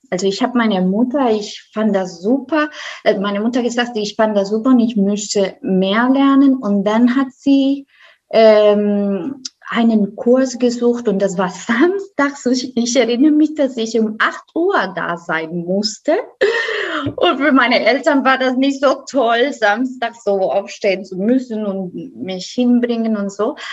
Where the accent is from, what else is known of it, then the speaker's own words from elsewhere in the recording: Costa Rica; German is a second language; now in Germany; Ich komme äh, aus Costa Rica.